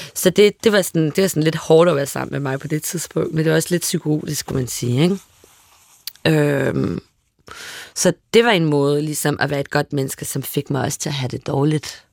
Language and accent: Danish; Paris, Île-de-France, France; moved away; jeg voksede op i Boheme Teater, et øh, arbejde mangfoldigt kvarter